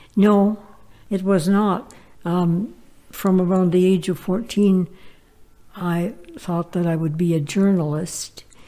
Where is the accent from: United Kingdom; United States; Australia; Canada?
Canada; Toledo, Ontario; our life growing up in the Ottawa Valley um, during the Depression